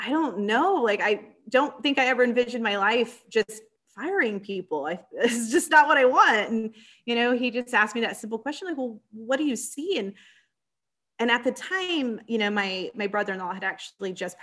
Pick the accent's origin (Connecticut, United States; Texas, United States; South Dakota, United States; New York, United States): Texas, United States; San Antonio; I'm born and raised in San Antonio, Texas